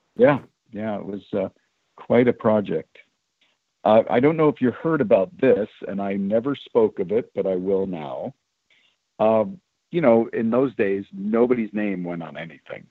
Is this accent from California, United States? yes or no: yes; California, United States; also born or lived in Chicago, Illinois; I was a California kid, even though I was born in Chicago.